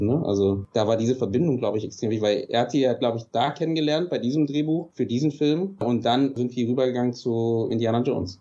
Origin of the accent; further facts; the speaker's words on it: Berlin, Germany; bin aus Berlin